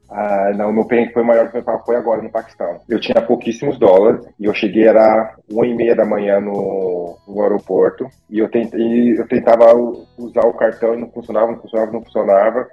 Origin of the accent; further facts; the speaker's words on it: Osasco, São Paulo, Brazil; moved away as an adult; eu tenho 33 anos, eu sou natural de Osasco, São Paulo